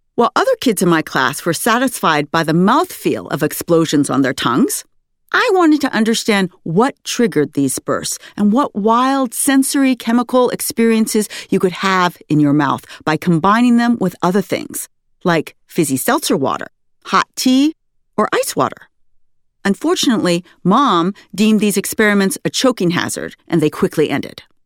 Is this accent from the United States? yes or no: yes; Sunnyvale, California, United States; my hometown of Sunnyvale, California